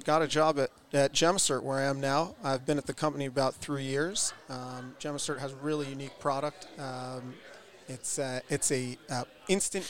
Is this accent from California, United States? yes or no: no; Connecticut, United States; moved away as an adult; also born or lived in Manhattan, New York City; now in Israel; I'm originally from Connecticut, but I've been based out in Israel for the last 13 years approximately.